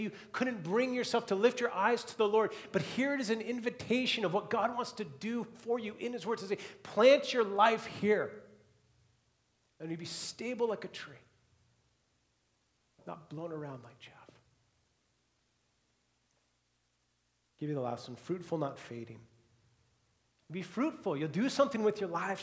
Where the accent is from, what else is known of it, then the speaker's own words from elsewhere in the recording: Seattle, Washington, United States; growing up in the Seattle area